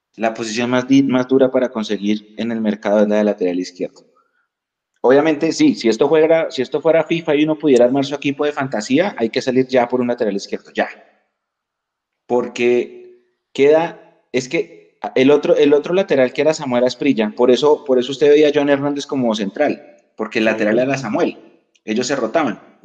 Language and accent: Spanish; Bogotá, Colombia; Yo nací en otro país, pero tengo mi cédula de ciudadanía. Yo soy colombiano